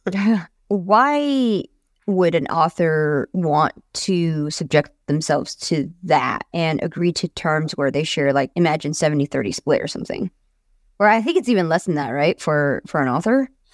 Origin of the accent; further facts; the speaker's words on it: United States; as an American